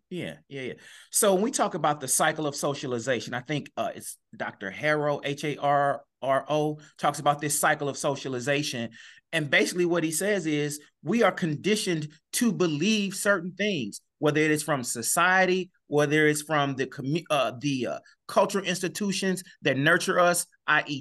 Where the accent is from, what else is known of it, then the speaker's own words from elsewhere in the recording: East St. Louis, Illinois, United States; I'm born and raised in East Saint Louis